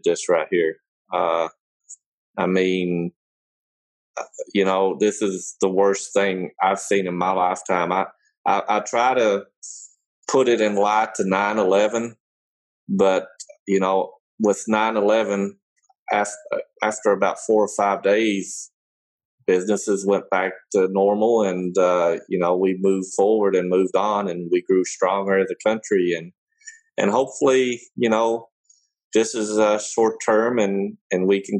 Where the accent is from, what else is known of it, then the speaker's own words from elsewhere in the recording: Kentucky, United States; also born or lived in Germany; I grew up in Kentucky